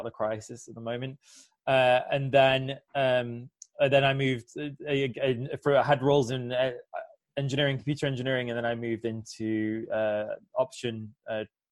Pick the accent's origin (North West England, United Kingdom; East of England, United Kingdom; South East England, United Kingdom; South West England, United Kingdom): North West England, United Kingdom; Warrington; moved away as an adult; also born or lived in London, United Kingdom; now in Switzerland; I grew up in Warrington, in the northwest of England